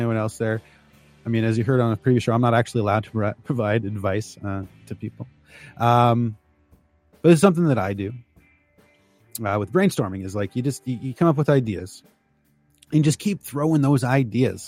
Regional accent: just outside of Toronto, Ontario, Canada; also born or lived in Chicago area, United States; I used to live just outside of Chicago, but I was born just outside of Toronto.

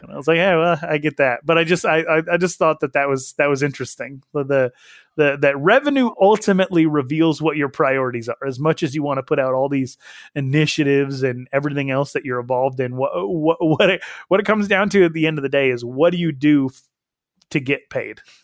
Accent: Wyoming, United States; I'm from Wyoming

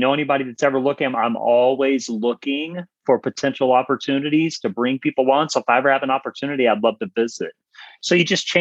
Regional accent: the South, United States; I'm from the South

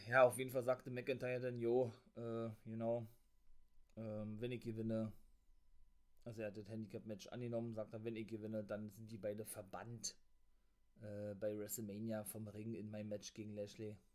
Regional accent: Berlin, Germany; accent: Berliner; Mein Berliner Akzent

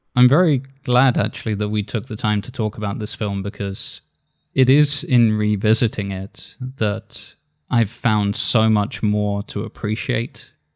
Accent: Isle of Wight, South East England, United Kingdom; I grew up on the Isle of Wight

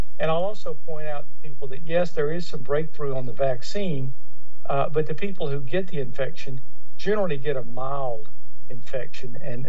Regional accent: Louisiana, United States; In fact, my home state of Louisiana just put out from the Department of Health that they're recommending that we go back to masks certainly in public circumstances.

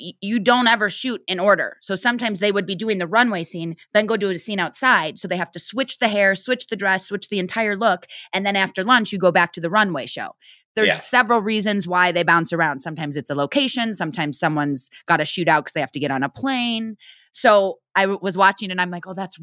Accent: Midwest, United States; growing up in the Midwest

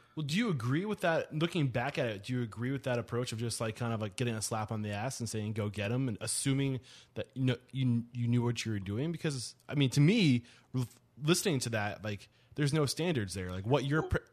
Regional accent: Northeast, United States; I'm from the Northeast

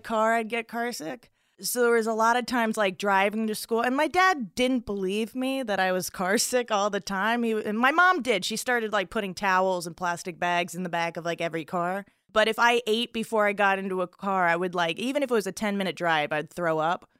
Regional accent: South Florida, United States; also born or lived in Chicago; now in Los Angeles, United States; I'm from South Florida, beautiful South Florida.

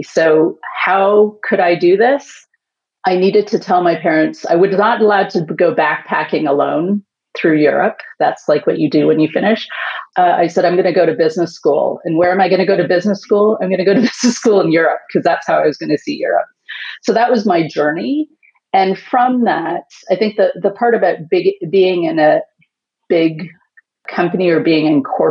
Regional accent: Canada; now in Houston, United States; I am currently based in Houston, Texas, but I am a Canadian.

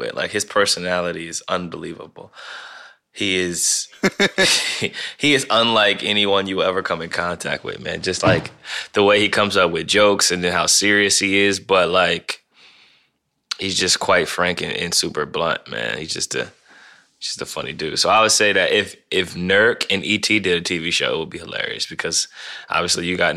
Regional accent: Ohio, United States; I'm from Ohio

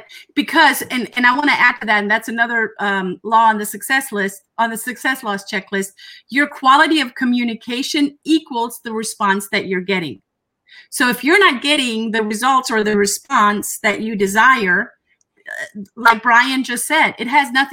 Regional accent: Germany; now in United States; I'm from Germany.

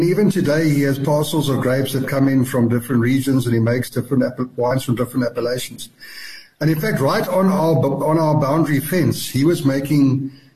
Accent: South Africa; when I was a youngster growing up in Chikai, we used to deliver milk door to door

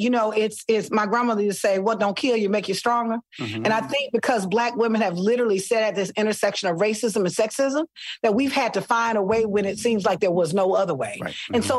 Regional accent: Selma, Alabama, United States; also born or lived in Mobile; Listen, I am from Selma, Alabama. Mobile. Oh, yeah. I spent part of my life in Mobile on mm-hmm. the coast.

